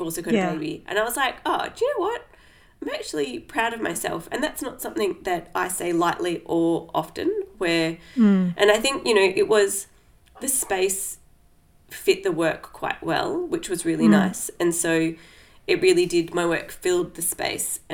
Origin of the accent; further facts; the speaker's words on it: Australia; moved away; in my hometown